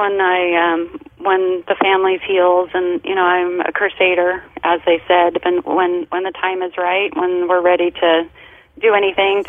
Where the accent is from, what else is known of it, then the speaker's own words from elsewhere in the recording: Colorado, United States; now in Southern California, United States; I grew up in Colorado.